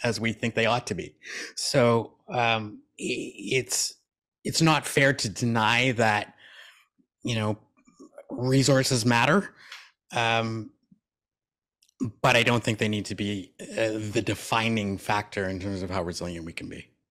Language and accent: English; Canada; I was born in Canada